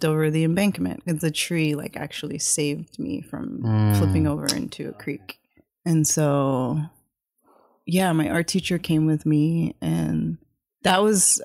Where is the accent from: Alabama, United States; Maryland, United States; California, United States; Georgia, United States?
Maryland, United States; Howard County; I grew up in Maryland, like in rural Maryland, Howard County, which is, it's between Baltimore and D.C.